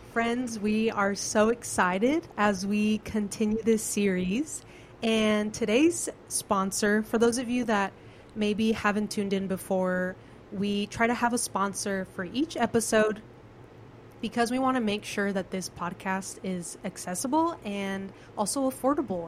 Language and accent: English; California, United States; now in Kentucky, United States; I'm from California